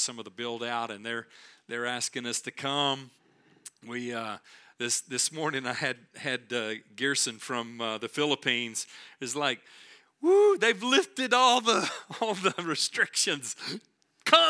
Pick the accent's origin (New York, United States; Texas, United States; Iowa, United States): Texas, United States; we're from Texas